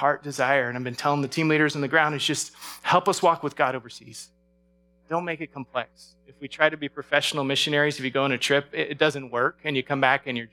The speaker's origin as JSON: {"language": "English", "region": "Alaska", "country": "United States", "tie": "born or raised there", "moved": "yes", "said": "growing up in Alaska, earthquakes were part of our life"}